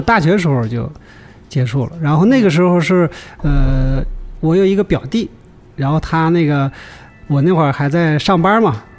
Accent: Inner Mongolia, China; moved away as an adult; also born or lived in Shanghai / Tianjin; 我是内蒙的。嗯。嗯，内蒙古的，西北

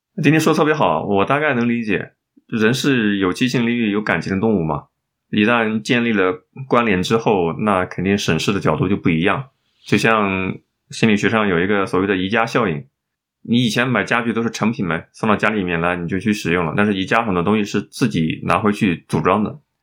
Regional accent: China; 我们中国人

